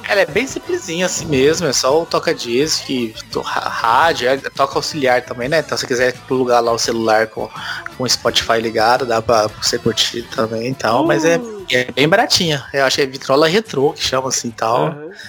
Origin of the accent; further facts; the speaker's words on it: Goiás, Brazil; moved away; eu sou de Goiás, né? Morei lá até oitenta, noventa e sete